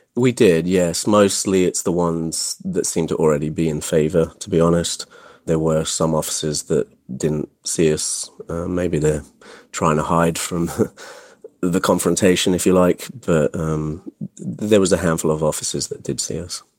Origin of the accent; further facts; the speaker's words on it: England, United Kingdom; now in United States; I actually was raised in England